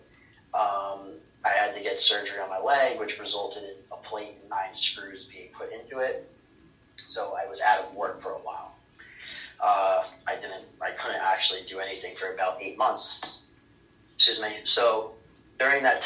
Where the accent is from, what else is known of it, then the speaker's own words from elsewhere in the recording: Mamaroneck, New York, United States; I grew up in Mamaroneck, New York, which is a small town in Westchester County.